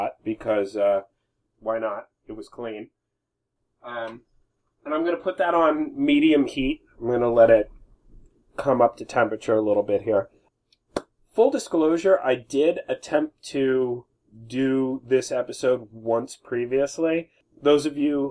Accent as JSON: {"language": "English", "country": "United States", "said": "I'm American"}